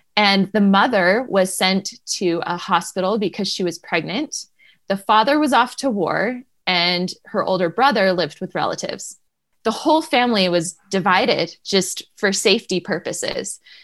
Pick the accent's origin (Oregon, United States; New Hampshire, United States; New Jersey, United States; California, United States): New Hampshire, United States; moved away; I grew up in New Hampshire